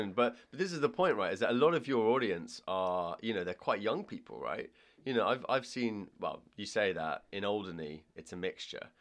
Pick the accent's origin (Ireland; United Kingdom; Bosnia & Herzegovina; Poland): Ireland; I'm Irish